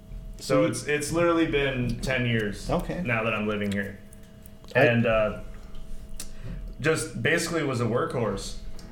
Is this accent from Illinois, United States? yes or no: no; Corona, California, United States; Originally born in California.